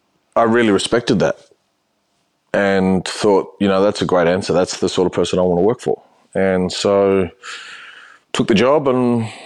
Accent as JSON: {"language": "English", "region": "New South Wales", "country": "Australia", "tie": "born or raised there", "lives_now": "Melbourne, Australia", "said": "I grew up in New South Wales. So it was almost like not being in Australia, but being in Australia."}